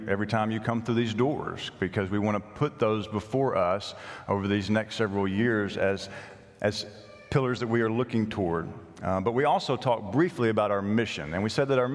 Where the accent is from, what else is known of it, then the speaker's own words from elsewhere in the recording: Nashville, Tennessee, United States; moved away; the congregation I grew up at in Nashville